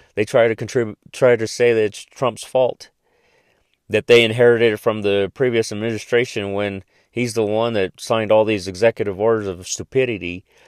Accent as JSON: {"language": "English", "country": "United States", "said": "American citizens"}